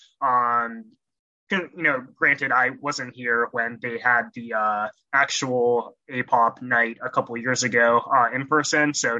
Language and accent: English; Portland, Oregon, United States; moved away as an adult; also born or lived in Columbus, Ohio / Ann Arbor, Michigan; I'm originally from Portland, Oregon